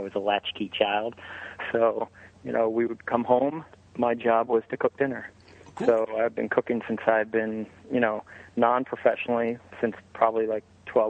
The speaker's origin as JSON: {"language": "English", "area": "Bucks County", "region": "Pennsylvania", "country": "United States", "tie": "born or raised there", "said": "I grew up in Bucks County, which is, at the time was massive farmland, and my parents purchased about 2 to 3 acres of land"}